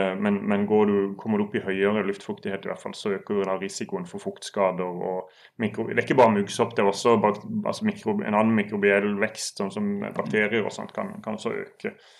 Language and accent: Norwegian; Sørlandet, Norway; jeg er sørlending, så det er nesten, nesten som italienere